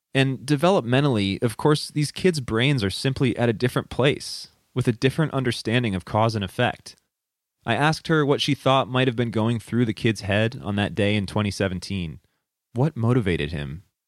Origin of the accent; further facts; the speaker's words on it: Midwest, United States; Growing up in the Midwest